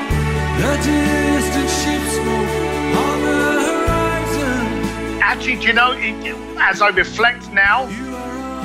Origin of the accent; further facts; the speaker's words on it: United Kingdom; as a Brit